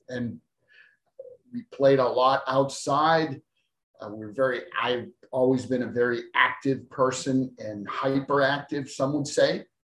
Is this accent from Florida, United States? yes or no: no; Boston, Massachusetts, United States; born there; So I was born in South Boston, Massachusetts, and I now live in West Virginia.